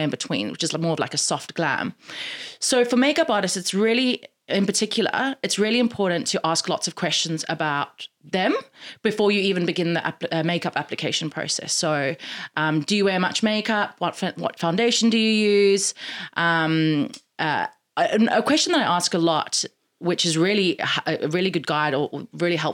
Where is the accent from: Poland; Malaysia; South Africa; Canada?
South Africa; moved away as an adult; also born or lived in United States / London; I'm from South Africa originally. When I finished high school, I moved to America for 6 months. And then from America, I moved to London.